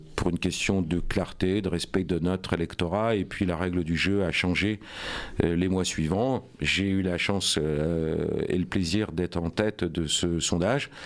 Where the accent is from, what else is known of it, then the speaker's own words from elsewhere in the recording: Rouen, Normandy, France; je suis né à Rouen, j'ai grandi à Rouen, j'y vis avec euh, ma famille